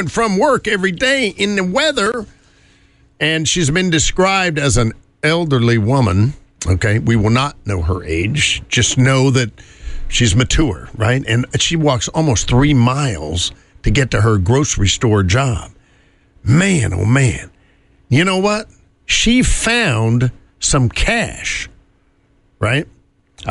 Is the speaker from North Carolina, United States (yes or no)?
yes; North Carolina, United States; moved away; riding in the back of the bus in my home state